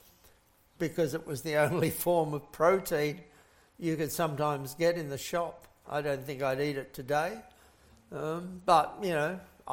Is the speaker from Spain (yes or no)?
no; England, United Kingdom; I was born in England in the very middle of the Second World War